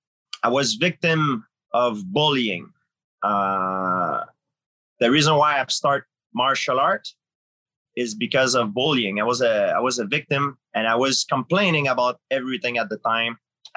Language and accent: English; Canada; Now I realize it's all wrong because I'm from Canada, you know, and there's much, much worse place.